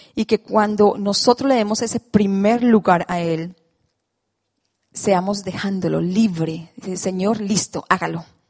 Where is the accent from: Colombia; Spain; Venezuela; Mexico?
Colombia; moved away; esa soy yo, colombiana